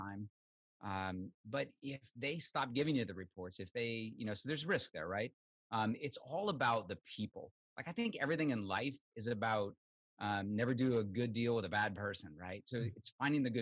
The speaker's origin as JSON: {"language": "English", "region": "Southern Illinois", "country": "United States", "tie": "born or raised there", "moved": "as an adult", "said": "I grew up in Southern Illinois, really never been out of the Midwest, dirt poor on a farm"}